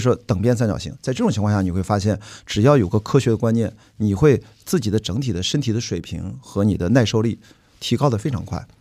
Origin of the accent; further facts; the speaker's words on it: Qingdao, Shandong, China; 我的家乡青岛冠名了其中一所船，所以我作为青岛号的环球媒体船员